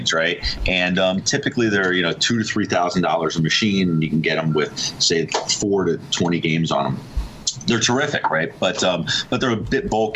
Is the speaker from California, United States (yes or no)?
yes; Southern California, United States; moved away as an adult; now in New York, United States; Born and raised in Southern California and moved to the East Coast, New York in my early 20s and been out here ever since